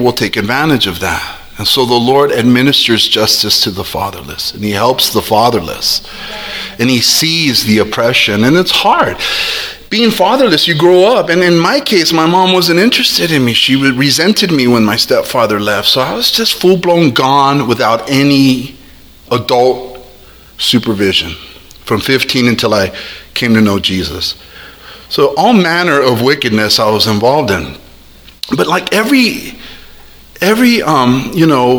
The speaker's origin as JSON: {"language": "English", "town": "South El Monte", "region": "California", "country": "United States", "tie": "born or raised there", "said": "I grew up right there in South El Monte and Garvey since I was a little boy."}